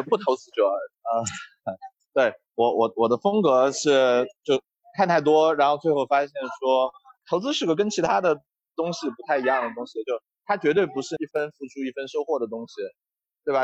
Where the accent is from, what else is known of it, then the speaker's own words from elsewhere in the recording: Chengdu, Sichuan, China; 我是个成都人